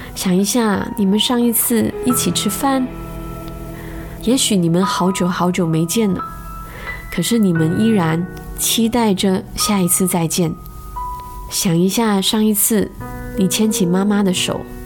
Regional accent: Malaysia; 我们马来西亚人

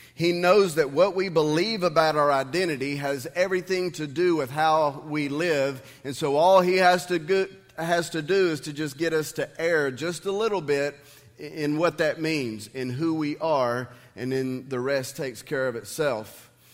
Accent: United States; I'm a Christian who has been blessed to be able to live in the United States of America.

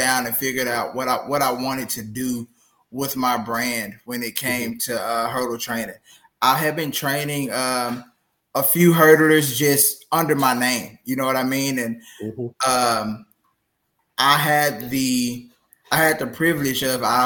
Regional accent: Memphis, Tennessee, United States; moved away as an adult; also born or lived in Jonesboro, Arkansas; now in Humble, Texas, United States; born and raised in Memphis, Tennessee

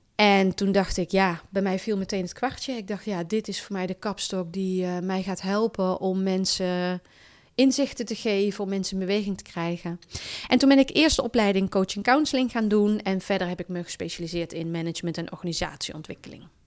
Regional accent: Valkenswaard, North Brabant, Netherlands; moved away as an adult; also born or lived in Zwolle / Harderwijk / Den Bosch / Sittard; Ik kom uit het Brabantse land. Ik ben opgegroeid in Valkenswaard.

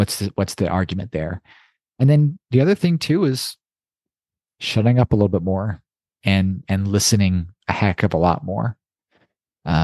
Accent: Toronto, Ontario, Canada; When I was young, I grew up in Toronto

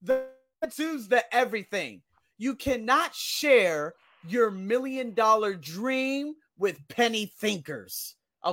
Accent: Las Vegas, Nevada, United States; moved away as an adult; now in Thailand; I'm from Las Vegas. I live in the place called the West Side, close to the West Side, just below that. And every night I would hear gunshots

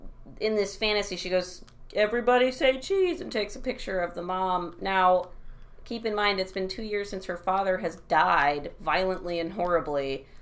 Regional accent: Ohio, United States; I'm from Ohio

